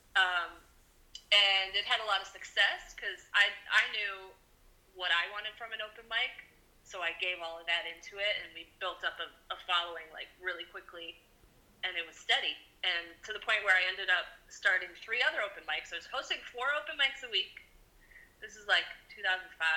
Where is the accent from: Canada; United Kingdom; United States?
United States; Deerfield, Illinois; also born or lived in Chicago / Puerto Vallarta; now in Wheeling, United States; I grew up in Deerfield, Illinois, in the suburbs, the north suburb